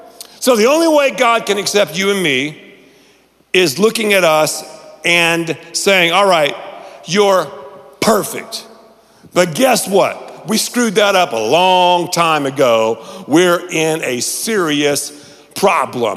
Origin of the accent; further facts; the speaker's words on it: Canton, North Carolina, United States; I grew up in Canton, North Carolina